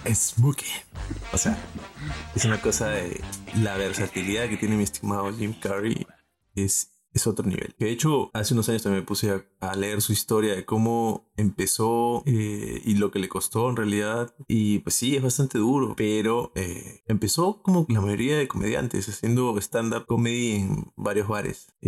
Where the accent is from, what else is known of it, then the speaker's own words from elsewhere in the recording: Arequipa, Peru; yo soy arequipeño.